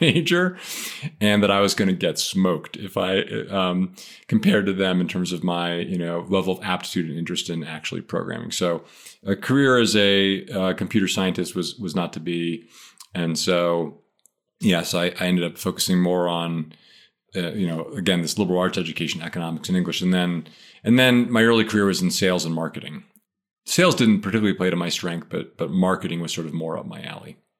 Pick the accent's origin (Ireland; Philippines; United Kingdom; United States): United States; Philadelphia, Pennsylvania; moved away as an adult; also born or lived in Maine; I grew up, uh, in suburban Philadelphia, and I lived there all the way through till I left for college.